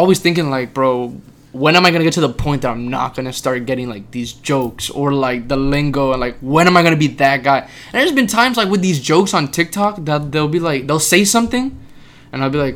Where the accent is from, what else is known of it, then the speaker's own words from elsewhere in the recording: Florida, United States; I'm from Florida